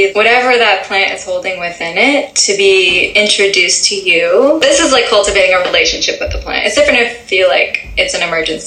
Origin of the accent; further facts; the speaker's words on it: Massachusetts, United States; moved away; also born or lived in California; I was born in Massachusetts. Like, my entire family grew up there